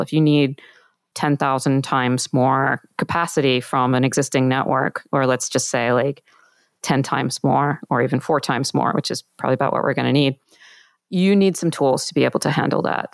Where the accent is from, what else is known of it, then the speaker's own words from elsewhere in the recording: Australia; I'm from Australia.